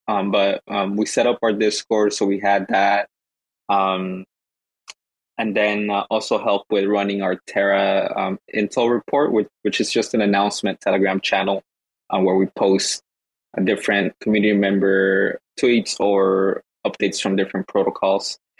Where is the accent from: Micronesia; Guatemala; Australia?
Guatemala; now in Los Angeles, United States; I'm actually from Guatemala